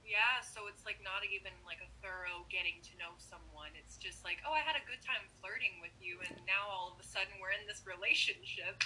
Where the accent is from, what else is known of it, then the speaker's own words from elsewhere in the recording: North Carolina, United States; now in Seattle, United States; I was born in North Carolina